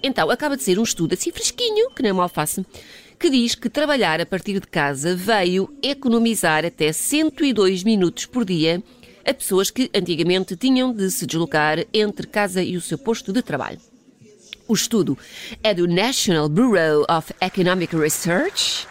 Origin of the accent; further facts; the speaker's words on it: Lisbon, Portugal; eu sou portuguesa, lisboeta